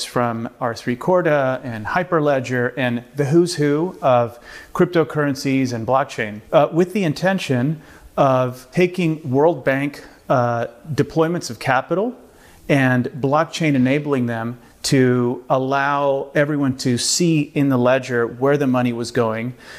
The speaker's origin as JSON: {"language": "English", "town": "Miami", "region": "Florida", "country": "United States", "tie": "born or raised there", "also_born_or_lived": "Latin America / China", "first_language": "Spanish", "second_language": "English", "moved": "yes", "said": "I grew up in Miami and partially in Latin America, and learned to speak English actually later on in life. I grew up speaking Spanish until I was 7 or 8"}